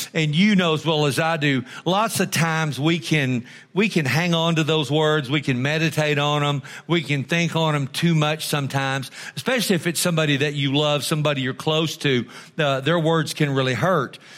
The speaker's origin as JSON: {"language": "English", "region": "Texas", "country": "United States", "said": "I'm almost as glad enough to be an American as I am a Texan"}